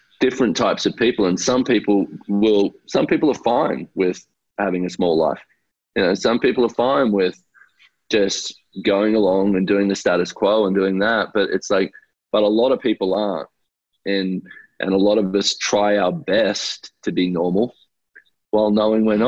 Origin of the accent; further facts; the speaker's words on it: Australia; I grew up in Australia